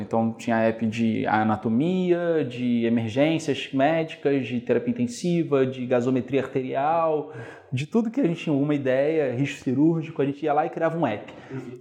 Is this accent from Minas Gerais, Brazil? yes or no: no; Niterói, Rio de Janeiro, Brazil; eu sou de Niterói originalmente, né? Fui como um bom niteroense estudar na UF